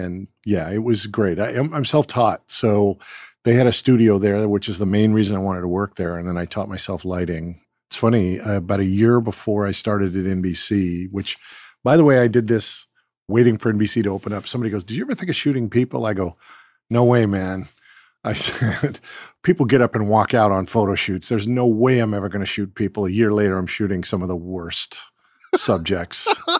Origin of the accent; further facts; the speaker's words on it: California, United States; I'm from Southern California, so skateboarding and surfing was it.